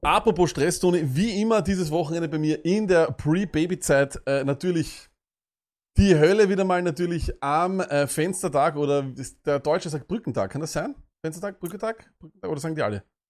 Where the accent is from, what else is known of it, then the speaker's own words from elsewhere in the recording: Vienna, Austria; bei uns in Wien